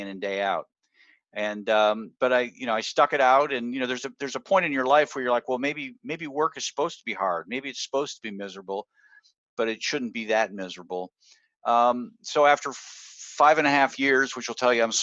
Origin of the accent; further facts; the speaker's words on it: Michigan, United States; moved away; I want to go back to my hometown, little hometown in Michigan